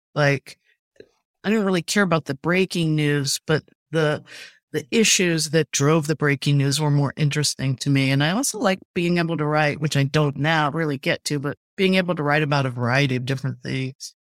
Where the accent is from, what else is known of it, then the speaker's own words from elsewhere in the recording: Urbana, Ohio, United States; I grew up in Urbana, it was a, it was a manufacturing town